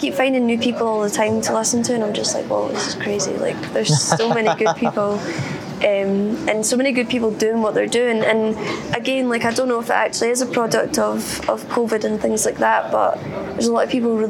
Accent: West Lothian, Scotland, United Kingdom; technically I'm from West Lothian.

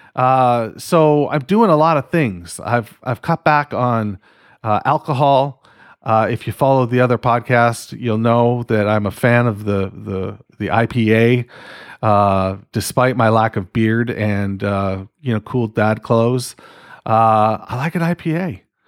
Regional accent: Canada; I'm fucking Canadian.

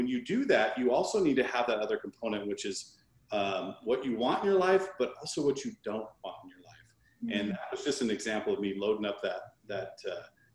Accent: Seattle, Washington, United States; My younger brother, we grew up in the Washington, Seattle area

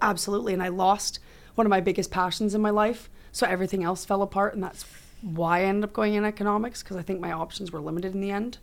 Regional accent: Oakville, Ontario, Canada; when I grew up in Oakville

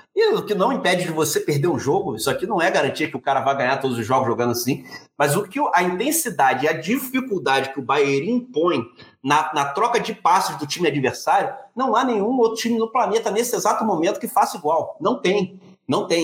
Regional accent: Rio de Janeiro, Brazil; nós somos do Rio de Janeiro

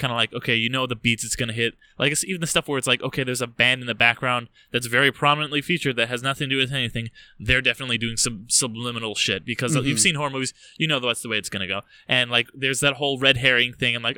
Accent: United States; being American

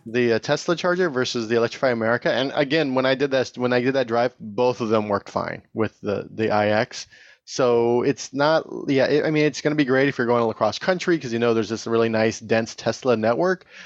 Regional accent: Tehachapi, California, United States; now in Bay Area, United States; I grew up in Tatchby

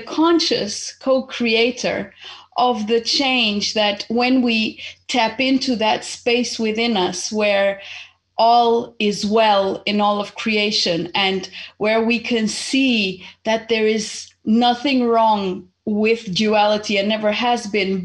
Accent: Portugal; also born or lived in Zimbabwe; I was born in Zimbabwe almost 49 years ago. And I happened to come to Portugal when I was eight because my family was originally Portuguese. And so my mom just came, brought me here

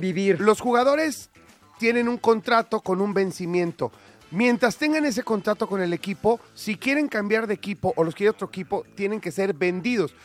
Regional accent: Mexico; acá en México

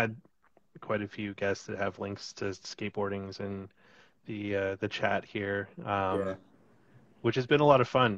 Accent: Kimberley, British Columbia, Canada; also born or lived in Calgary / Toronto; now in Vancouver, Canada; I grew up in the Kootenays, actually, in a very tiny mountain town called Kimberley

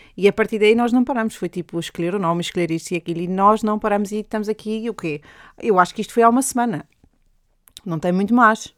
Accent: Madeira, Portugal; accent: Madeiran; now in England, United Kingdom; meu sotaque madeirense

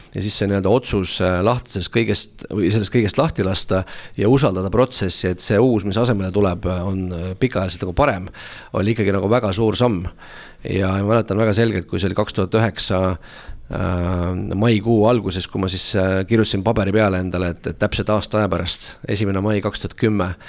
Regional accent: Tallinn, Harju County, Estonia; ma tulen Tallinnast, olen siin äh, üles kasvanud

